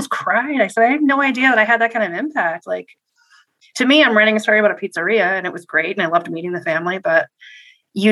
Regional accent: Worcester, Massachusetts, United States; now in Connecticut, United States; Worcester where I'm from

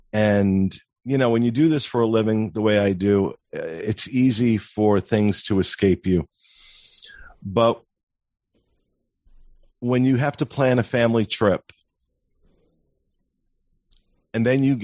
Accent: New Jersey, United States; Well, I'm from New Jersey.

